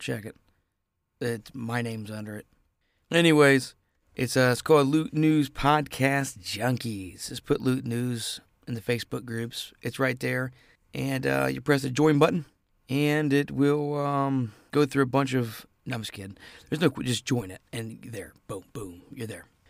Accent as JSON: {"language": "English", "region": "Ohio", "country": "United States", "said": "I'm from Ohio"}